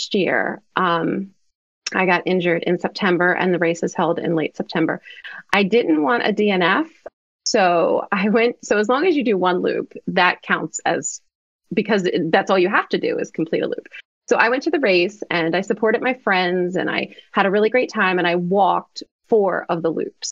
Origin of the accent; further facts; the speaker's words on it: Maryland, United States; I'm from Maryland